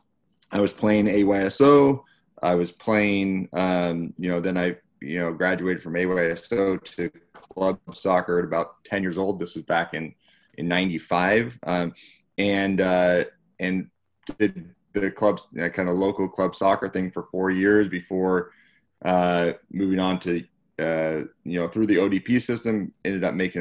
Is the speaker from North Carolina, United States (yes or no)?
no; Lodi, California, United States; I grew up in Northern California, a small town called Lodi.